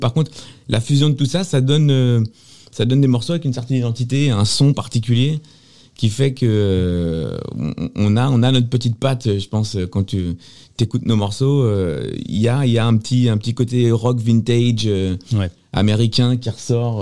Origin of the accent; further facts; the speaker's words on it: Sartrouville, Île-de-France, France; j'ai grandi ici moi j'ai grandi dans le quartier